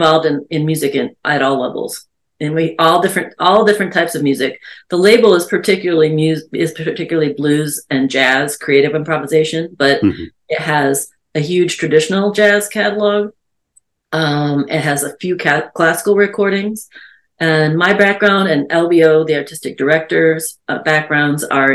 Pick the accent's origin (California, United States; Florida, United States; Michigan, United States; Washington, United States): Michigan, United States; moved away as an adult; now in Chicago, United States; I was born in Michigan. I came to Chicago in the late 80s for music